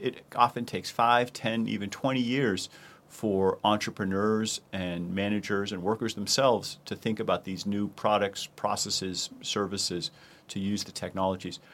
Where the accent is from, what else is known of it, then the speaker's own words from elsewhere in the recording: Boston, Massachusetts, United States; my hometown of Boston